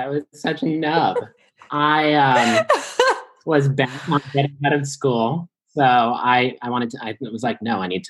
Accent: Arvada, Colorado, United States; I am from Denver, Colorado, a suburb at least

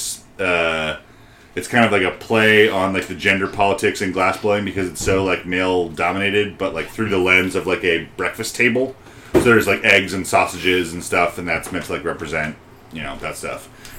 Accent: Peachtree City, Georgia, United States; my hometown

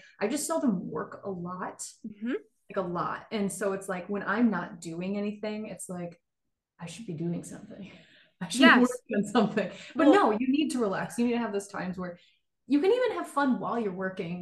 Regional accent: Michigan, United States; I'm from Michigan

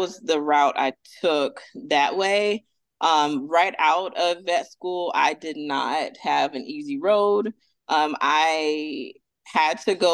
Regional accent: Atlanta, Georgia, United States; also born or lived in Fort Bragg, North Carolina; now in Orlando, United States; So I'm originally from, I say Atlanta because that's where I was raised

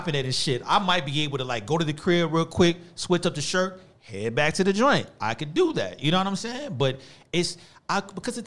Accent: University City, Missouri, United States; also born or lived in Cocker; U City. That's where I'm from. For real. Straight up. Like all of that. Like I said, all in the Delmar Divide, all that. That was my childhood.

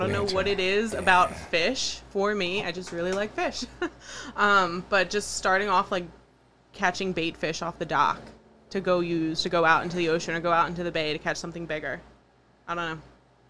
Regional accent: Pennsylvania, United States; I grew up outside. So I'm from Pennsylvania, and we had always been fortunate enough to have a beach house down at the Delaware beaches.

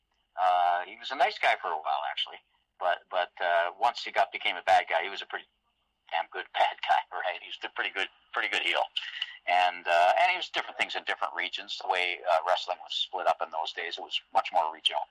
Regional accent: Toronto, Ontario, Canada; I grew up in Toronto

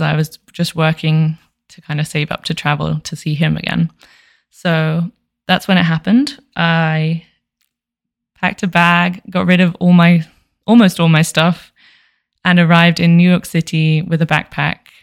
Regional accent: London, United Kingdom; moved away as an adult; now in Las Vegas, United States; I'm from Southeast London and I currently live in Las Vegas, Nevada, USA

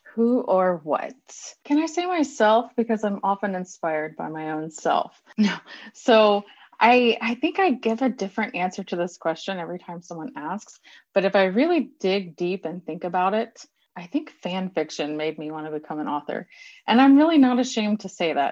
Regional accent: Texas, United States; I'm a Texan

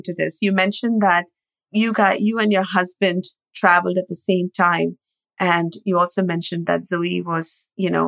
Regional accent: India; Growing up in India

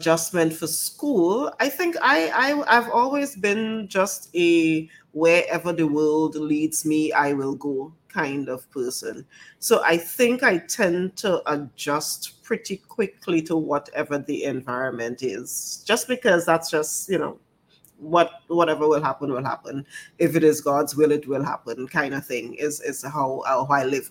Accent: Tobago, Trinidad & Tobago; also born or lived in Pittsburgh, United States; I actually got a scholarship from the Tobago House of Assembly. And there was an expectation that I would come back home.

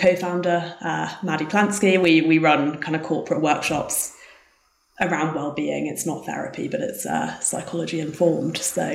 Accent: England, United Kingdom; moved away as an adult; now in South Lake Tahoe, United States; as you can tell from the accent, I'm not from America. I grew up in England.

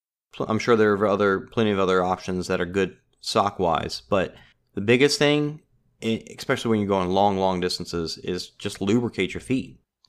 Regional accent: Louisiana, United States; I mean, I'm from South Louisiana.

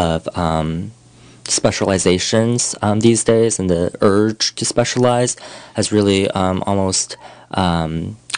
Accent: Pleasanton, California, United States; moved away as an adult; also born or lived in upstate New York / Boston; now in Mendocino County, United States; I grew up in Northern California, Pleasanton, California

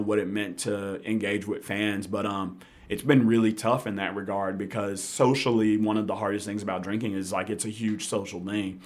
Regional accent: Memphis, Tennessee, United States; also born or lived in Jackson / New York; I'm from Memphis. Grew up in Hickory Hill.

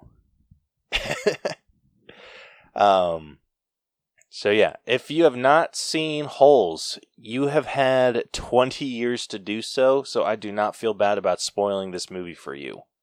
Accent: Utah, United States; I'm from Utah

